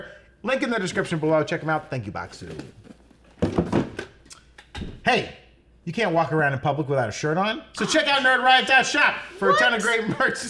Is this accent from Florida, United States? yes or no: yes; Florida, United States; moved away; the town I grew up in Florida